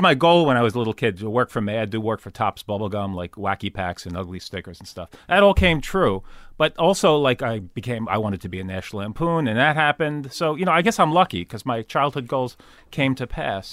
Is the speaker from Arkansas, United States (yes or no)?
no; Long Island, New York, United States; also born or lived in Manhattan, New York; I grew up on, uh, yeah, New York, Long Island. First, f, uh, first eleven, uh, twelve years of my life, Long Island, then Manhattan